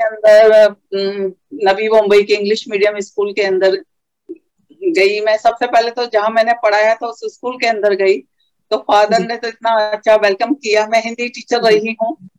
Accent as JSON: {"language": "Hindi", "town": "Rishikesh", "region": "Uttarakhand", "country": "India", "tie": "born or raised there", "said": "नगरी में हमारे पल्लवित पुष्पित हुए वही हमारा जन्म स्थान है"}